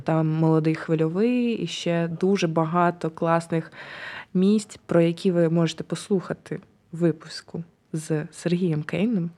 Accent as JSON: {"language": "Ukrainian", "region": "Kyiv", "country": "Ukraine", "tie": "born or raised there", "said": "я ж на Троєщині народилася, виросла на Троєщині"}